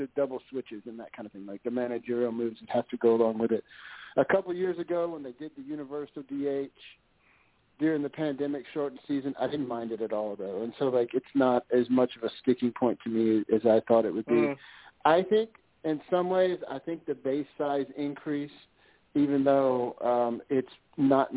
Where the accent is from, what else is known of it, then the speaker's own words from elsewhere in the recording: the South, United States; growing up in the South